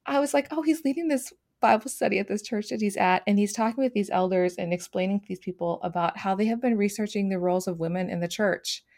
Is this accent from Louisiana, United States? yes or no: no; Twin Cities, Minnesota, United States; I grew up in the Twin Cities area.